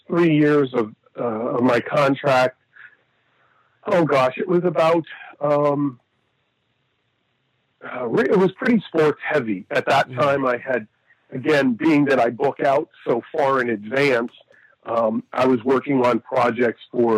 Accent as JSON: {"language": "English", "town": "Erie", "region": "Pennsylvania", "country": "United States", "tie": "born or raised there", "said": "my hometown of Erie, Pennsylvania"}